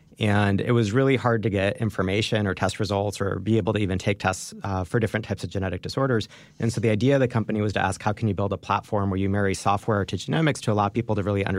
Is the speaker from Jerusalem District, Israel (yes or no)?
yes; Jerusalem, Jerusalem District, Israel; born there; Yeah, I was born in Jerusalem.